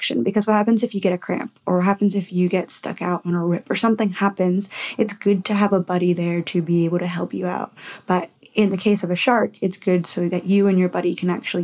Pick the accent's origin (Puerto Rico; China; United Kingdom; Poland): Puerto Rico; now in Western Australia, Australia; my home country. So I'm from Puerto Rico